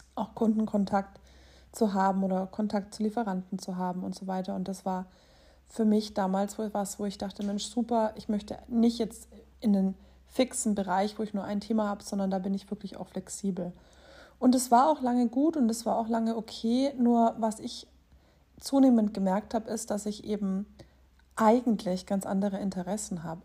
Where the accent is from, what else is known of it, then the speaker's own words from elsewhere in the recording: Erlangen, Bavaria, Germany; Ich bin in Erlangen geboren. Das ist in Mittelfranken.